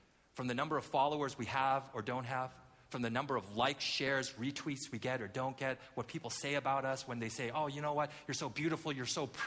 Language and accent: English; Vancouver, British Columbia, Canada; as a kid, I grew up in Vancouver. Not Vancouver, Washington, but the real Vancouver, Vancouver, Canada